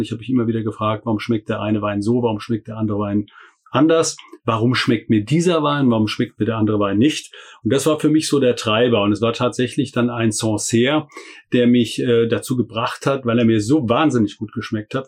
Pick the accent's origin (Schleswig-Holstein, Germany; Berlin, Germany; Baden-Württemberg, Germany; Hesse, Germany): Hesse, Germany; Hessian Bergstrasse; moved away as an adult; also born or lived in Freiburg; die Wurzeln sind tatsächlich an der hessischen Bergstraße, wo ich aufgewachsen bin